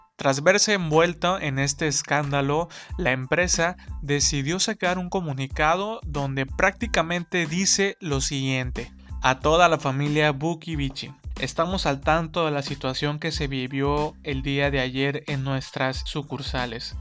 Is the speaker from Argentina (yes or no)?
no; Mexico; nuestro México